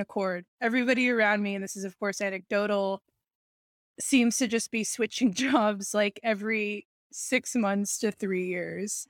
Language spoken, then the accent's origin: English; New York City, New York, United States; I was raised in New York City